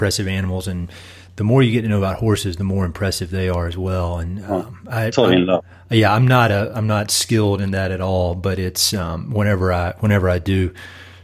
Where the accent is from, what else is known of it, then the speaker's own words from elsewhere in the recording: North Carolina, United States; moved away; I'm from North Carolina originally